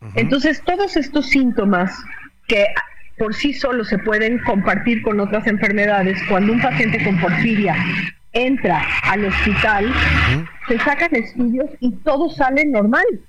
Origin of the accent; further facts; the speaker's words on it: Mexico; como mexicanos